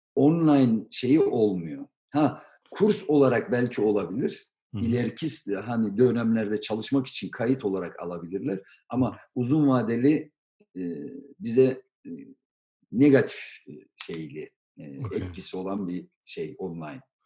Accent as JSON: {"language": "Turkish", "country": "Turkey", "tie": "born or raised there", "moved": "yes", "lives_now": "Germany", "said": "Biz Türkiye'de doğduk, büyüdük"}